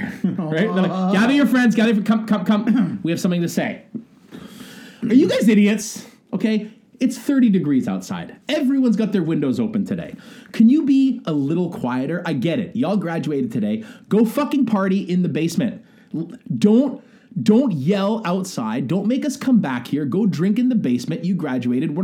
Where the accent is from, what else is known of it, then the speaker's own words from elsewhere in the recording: Montreal, Quebec, Canada; now in Tokyo, Japan; I'm from Montreal